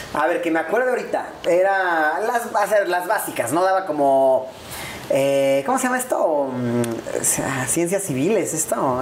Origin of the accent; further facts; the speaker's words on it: Puebla, Mexico; also born or lived in Mexico City; Yo soy de Puebla